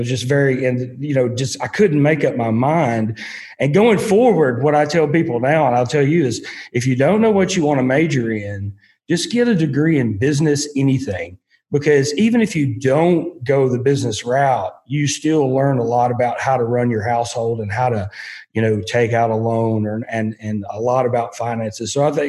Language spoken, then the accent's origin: English; Union City, Tennessee, United States; Well, in Obion County. We growing through the years, we had moved, we lived in two or three places along Highway 22. And then when I was in high school, we lived just inside Union City.